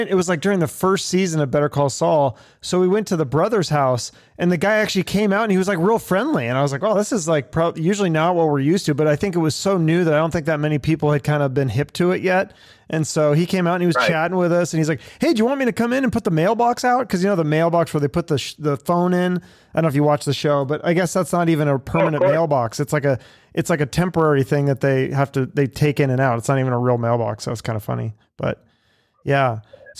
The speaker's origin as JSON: {"language": "English", "region": "Washington", "country": "United States", "said": "I'm from Washington"}